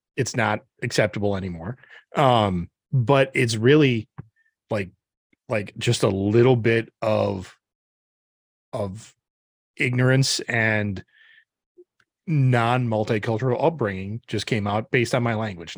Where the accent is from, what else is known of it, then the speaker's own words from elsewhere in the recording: Upper Midwest, United States; middle-aged, upper Midwestern, born and raised white